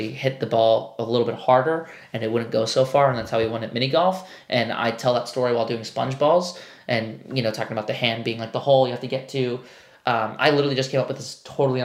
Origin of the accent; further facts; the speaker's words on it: New York, United States; I'm a New Yorker. We always say you guys.